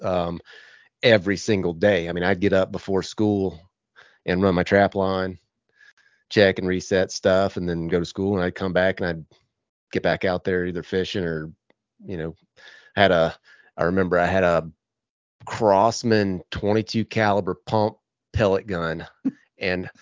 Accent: the South, United States; growing up in the South

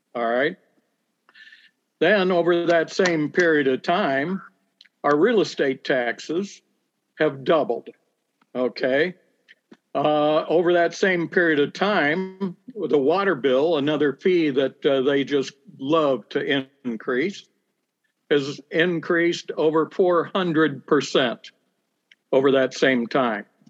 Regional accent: Bloomington, Illinois, United States; I am uh, born and raised in Bloomington Normal. Uh, spent my uh, my whole life here

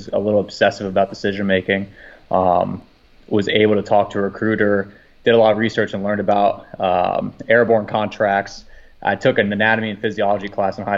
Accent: Fort Lauderdale, Florida, United States; also born or lived in Orlando, Florida; I grew up in Fort Lauderdale, Florida, and then moved around a lot and then ended up in the Orlando area

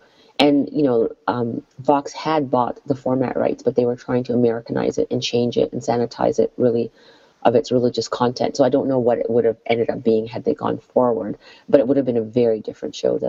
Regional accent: Canada; And so as a Canadian who grew up, you know, as a child who grew up in Canada, my comedy was very Canadian.

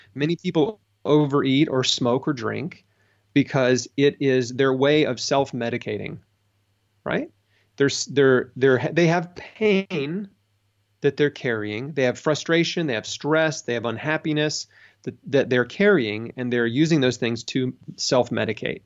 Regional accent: United States; I grew up in America.

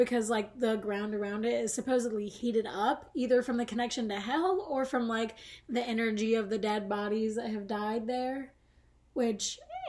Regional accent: the South, United States; if you're like me and from the South

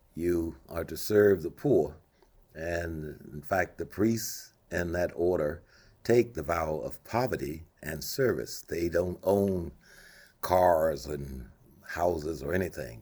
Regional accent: Monroe, Louisiana, United States; moved away as an adult; now in Anchorage, United States; I grew up in Louisiana

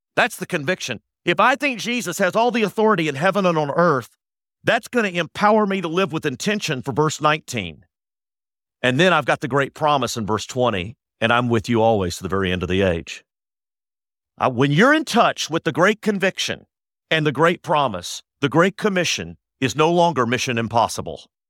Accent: Austin, Texas, United States; now in Dallas, United States; I was born and raised in Austin

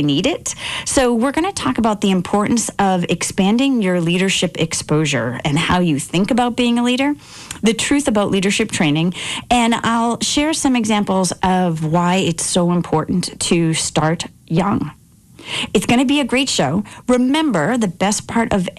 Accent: outside Boston, Massachusetts, United States; growing up outside Boston

